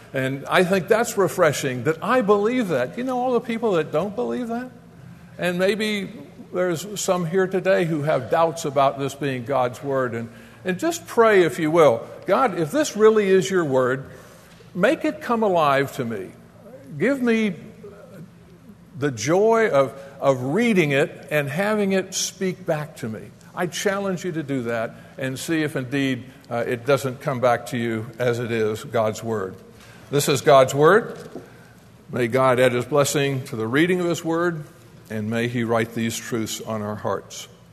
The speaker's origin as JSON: {"language": "English", "town": "Coral Gables", "region": "Florida", "country": "United States", "tie": "born or raised there", "also_born_or_lived": "Atlanta", "moved": "as an adult", "said": "Florida is our home, born and raised in Coral Gables"}